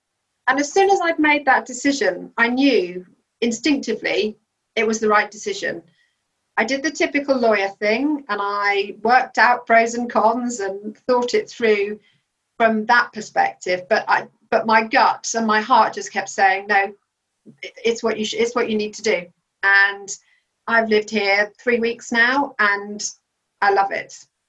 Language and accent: English; Belgium; I grew up in Belgium, and so we were very much a strong family unit in a country that we had no other family around us.